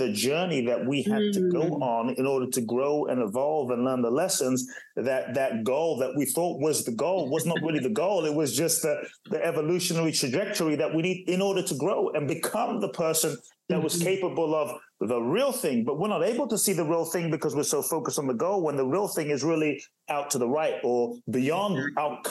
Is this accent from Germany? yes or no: no; Ghana; also born or lived in Los Angeles, United States / Phoenix, United States / Miami, United States; now in Brazil; I was born in Ghana, West Africa.